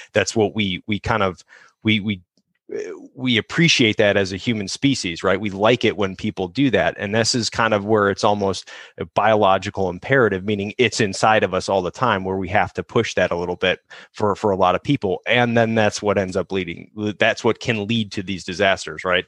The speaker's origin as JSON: {"language": "English", "town": "Chicago", "region": "Illinois", "country": "United States", "tie": "born or raised there", "moved": "yes", "lives_now": "Southern California, United States", "said": "growing up in Chicago"}